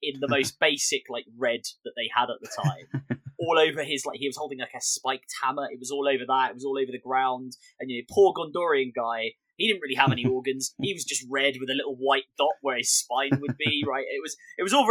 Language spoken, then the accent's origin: English; Bexley, London, United Kingdom; I'm from like Bexley. I'm from like Southeast London